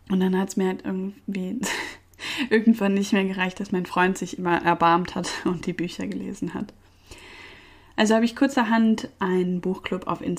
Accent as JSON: {"language": "German", "town": "Cologne", "region": "North Rhine-Westphalia", "country": "Germany", "tie": "born there", "said": "Ich bin in Köln geboren"}